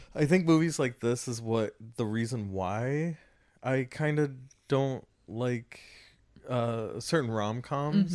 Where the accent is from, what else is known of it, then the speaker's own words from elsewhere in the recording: Los Angeles County, California, United States; I grew up in Los Angeles County